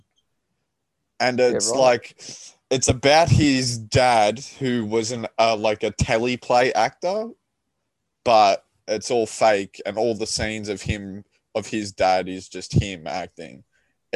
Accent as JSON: {"language": "English", "country": "Australia"}